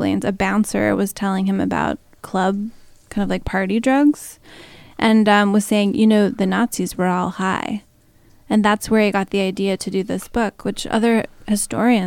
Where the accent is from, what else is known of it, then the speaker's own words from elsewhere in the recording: Tacoma, Washington, United States; moved away as an adult; also born or lived in Connecticut; I grew up in Tacoma, Washington, which is right near Seattle